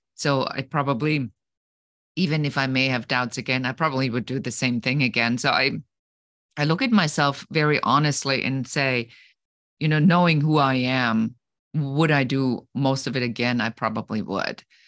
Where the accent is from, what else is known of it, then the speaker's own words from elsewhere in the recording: Germany; moved away; I come originally from Germany, where we take things extremely seriously